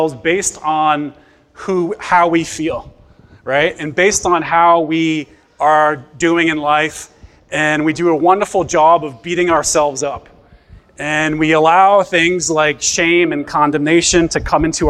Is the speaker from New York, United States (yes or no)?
yes; New York City, New York, United States; I'm from Bay Ridge, Brooklyn